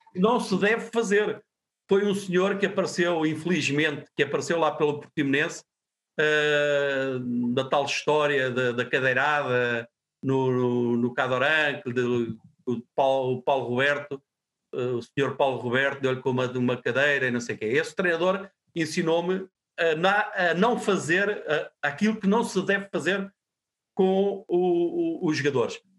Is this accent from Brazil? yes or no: no; Portugal; era o clube da minha terra era onde eu morava uh, e era onde as minhas infâncias e os meus amigos também também também jogavam